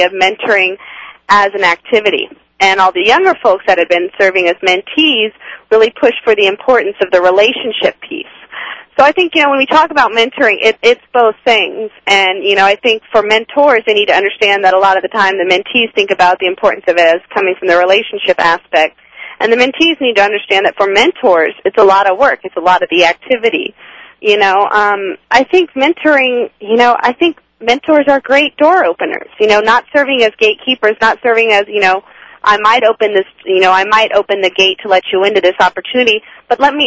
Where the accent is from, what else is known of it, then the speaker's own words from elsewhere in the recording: California, United States; moved away as an adult; now in Washington, D.C., United States; born and raised in California